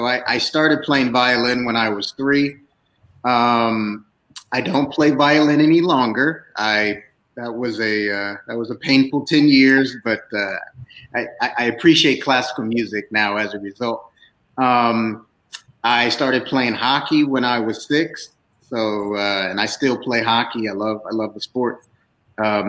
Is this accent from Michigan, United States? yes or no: no; Des Moines, Iowa, United States; Des Moines, Iowa